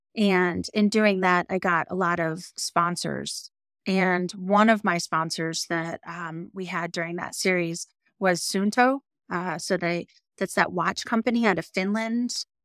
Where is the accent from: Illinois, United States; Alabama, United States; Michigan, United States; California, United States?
Michigan, United States; northern; moved away as an adult; also born or lived in Seattle, Washington; now in Jackson Hole, United States; I grew up in northern Michigan and right on Lake Michigan